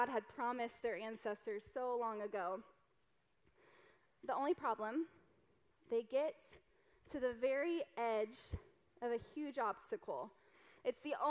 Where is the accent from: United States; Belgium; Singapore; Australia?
United States; the South; I'm from the South